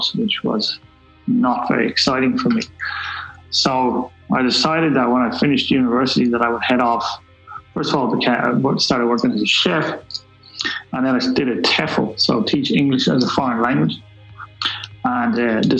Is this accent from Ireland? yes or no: yes; Dublin, Leinster, Ireland; I'm from Black Rock in Dublin, so I come from a middle class background, I suppose